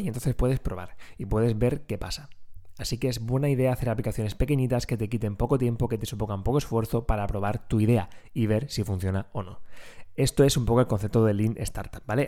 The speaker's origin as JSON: {"language": "Spanish", "region": "Region of Murcia", "country": "Spain", "accent": "Murcian", "said": "tengo que luchar contra mi acento murciano"}